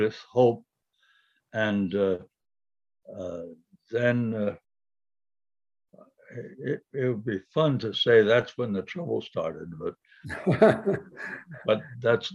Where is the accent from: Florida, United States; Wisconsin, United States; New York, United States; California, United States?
New York, United States; New York City; moved away as an adult; I was born in Brooklyn.